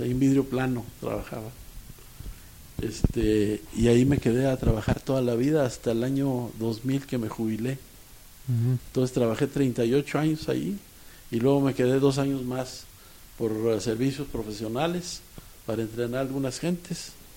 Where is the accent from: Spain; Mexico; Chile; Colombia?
Mexico; Saltillo, Coahuila; also born or lived in Ramos Arizpe; now in Monterrey, Mexico; Yo nací en Ramos Arizpe, pero mis padres se fueron a Saltillo casi inmediatamente.